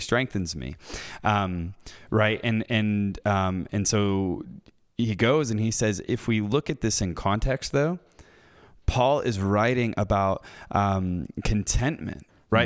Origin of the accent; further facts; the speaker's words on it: United States; growing up in the West, in America, people like myself